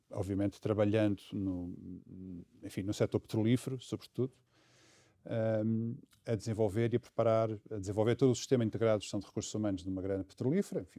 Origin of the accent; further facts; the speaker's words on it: Angola; born there; moved away; Enfim, eu nasci em Angola e, portanto, tinha essa ambição e esse sonho de voltar a Angola.